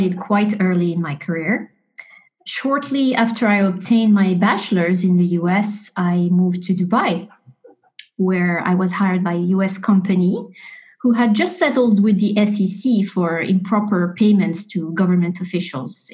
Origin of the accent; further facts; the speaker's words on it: Morocco; moved away; Morocco is my home country